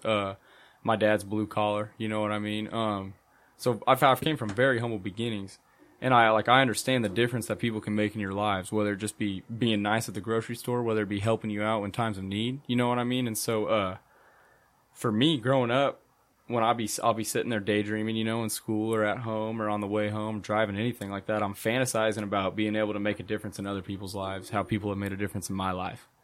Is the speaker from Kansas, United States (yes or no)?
yes; Hutchinson, Kansas, United States; I grew up here in Hutchinson.